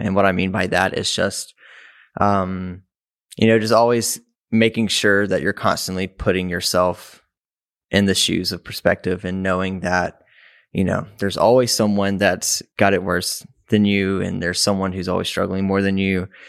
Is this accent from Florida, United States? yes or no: no; Mississippi, United States; moved away as an adult; now in Chicago, United States; I was raised in Mississippi, um, which is about twelve hours south of Chicago.